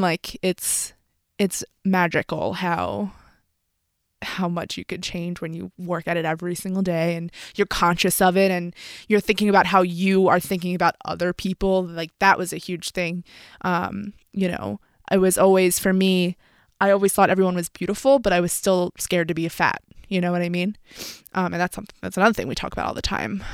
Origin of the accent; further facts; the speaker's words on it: Philadelphia, Pennsylvania, United States; I'm from Philadelphia